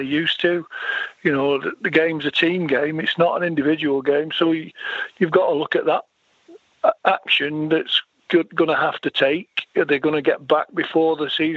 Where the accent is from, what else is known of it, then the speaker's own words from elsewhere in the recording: Sale, North West England, United Kingdom; also born or lived in Manchester / America; I lived out in a place called Sale, southeast Manchester